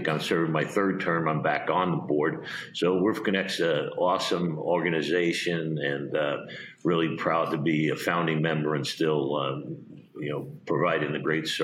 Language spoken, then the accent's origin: English; Long Island, New York, United States; moved away as an adult; also born or lived in Atlanta, Georgia / Arizona / Fort Lauderdale, Florida; now in Florida, United States; I grew up in Long Island